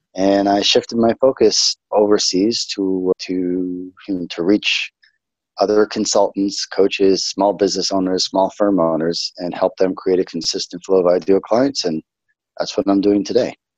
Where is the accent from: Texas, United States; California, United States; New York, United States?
New York, United States; New York City; moved away as an adult; now in Israel; I'm originally from New York, a little city on the East Coast, United States, called Brooklyn, New York